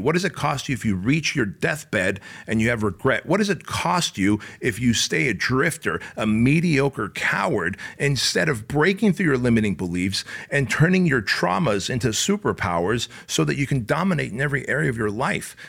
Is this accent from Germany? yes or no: no; Santa Ana, California, United States; also born or lived in Soviet Union; I grew up in Santa Ana, Garden Grove, Westminster areas